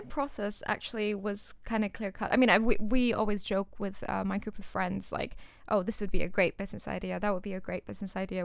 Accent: Singapore; moved away as an adult; also born or lived in India; now in United Kingdom; I was born in India, but I moved to Singapore, um, which is a country and a city mm-hmm. um, in, uh, Southeast Asia at the age of 2

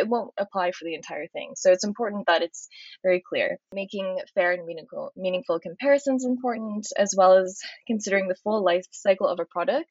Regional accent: United States; I'm American

